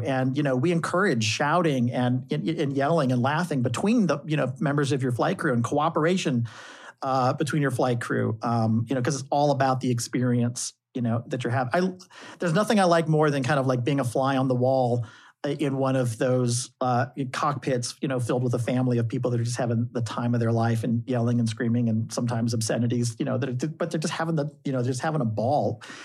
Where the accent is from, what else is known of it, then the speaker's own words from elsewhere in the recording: St. Louis, Missouri, United States; moved away; as a kid in high school, growing up in the Midwest in Saint Louis